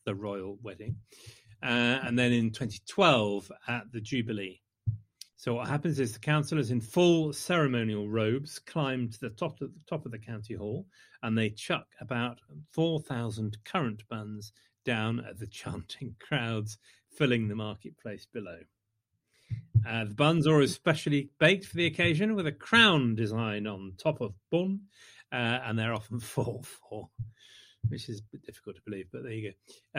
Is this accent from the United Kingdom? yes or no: yes; the Midlands, England, United Kingdom; in the Midlands, we like to think of ourselves as thick and spongy